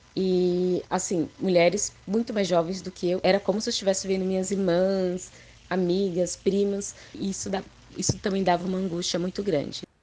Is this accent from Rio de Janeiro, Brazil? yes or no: no; São Paulo, Brazil; Eu nasci na Zona Leste, né? Sou da Zona Leste